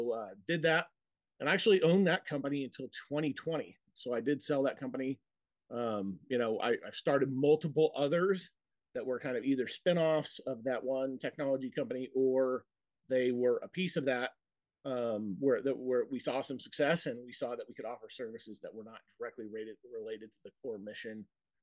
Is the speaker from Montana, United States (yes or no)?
yes; Montana, United States; moved away as an adult; now in Idaho, United States; I'm originally from Montana.